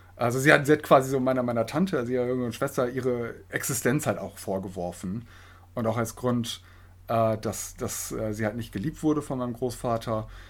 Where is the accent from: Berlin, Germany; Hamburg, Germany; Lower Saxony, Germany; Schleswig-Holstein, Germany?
Lower Saxony, Germany; Osnabrück; moved away as an adult; now in Hildesheim, Germany; komme gebürtig aus Osnabrück, studiere jetzt hier in Hildesheim